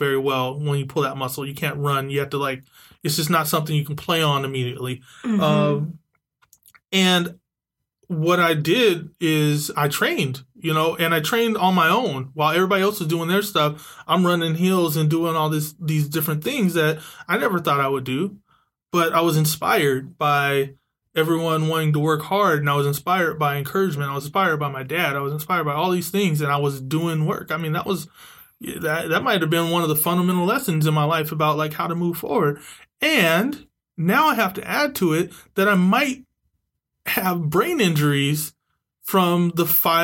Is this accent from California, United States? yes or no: yes; San Diego, California, United States; now in Bay Area, United States; I was actually a Mira Mesa Charger. I actually wore the blue and gold. I'm from San Diego. It was a big deal to actually be the hometown team in my Pop Warner.